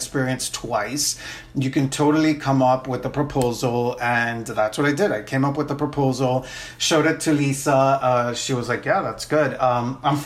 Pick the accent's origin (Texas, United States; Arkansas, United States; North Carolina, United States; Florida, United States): Florida, United States; Miami; also born or lived in Nicaragua / New Orleans; I'm originally from Nicaragua, but I grew up in Miami